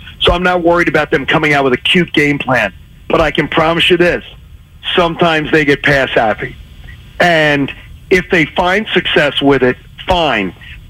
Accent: Philadelphia, Pennsylvania, United States; born or raised there; moved away as an adult

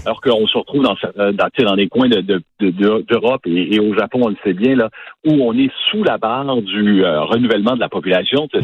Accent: Quebec, Canada; moved away as an adult; now in United States; chez nous au Québec

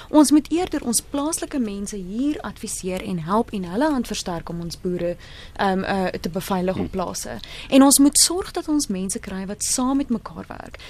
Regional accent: Free State, South Africa; Ek kom uit die Vrystaat uit

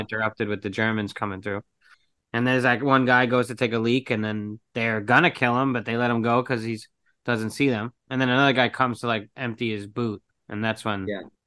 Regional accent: New York, United States; as a New Yorker

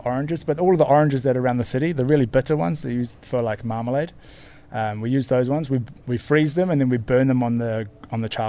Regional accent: New Zealand; now in Portugal; I'm from New Zealand, and we don't really have a tradition of eating them in New Zealand

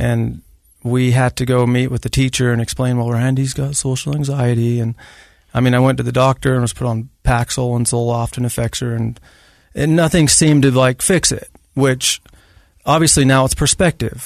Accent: Grantsville, Utah, United States; born or raised there

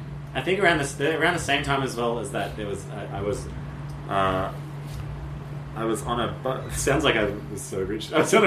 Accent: Sydney, New South Wales, Australia; I grew up next to Taronga Zoo.

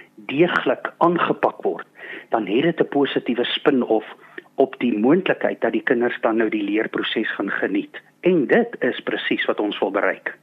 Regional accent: South Africa; ek as Suid-Afrikaner

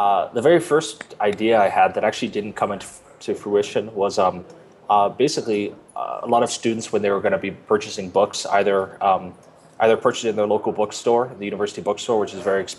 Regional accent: United States; moved away as an adult; also born or lived in Tokyo, Japan / Northern California / New York; now in Colombia; I grew up on the East Coast outside New York

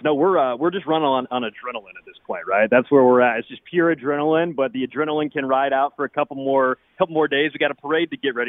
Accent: Kansas City, Missouri, United States; I grew up in Kansas City, and I've been, you know, going to Chiefs games as a kid

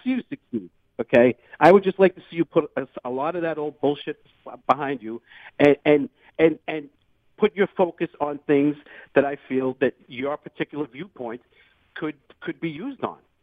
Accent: Revere, Massachusetts, United States; also born or lived in Charlestown, Boston; I grew up in Revere

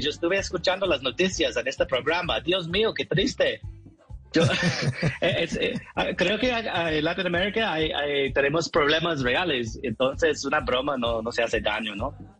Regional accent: New York, United States; Spanish is a second language; moved away as an adult; also born or lived in Costa Rica / Medellín, Colombia / Peru / Puerto Rico; now in Colombia; yo soy de Nueva York y estuve haciendo comedia en inglés

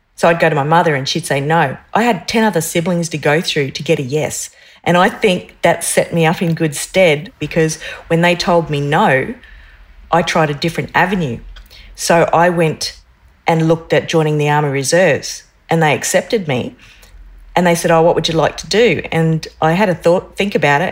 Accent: North Stradbroke Island, Queensland, Australia; I grew up on North Stradbroke Island

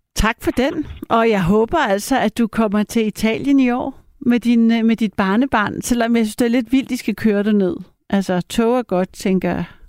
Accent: Paris, Île-de-France, France; now in Denmark; jeg er jo halv fransk, og jeg er jo døbt i Frankrig. Og min papa, som er fransk, og jeg er født i Paris

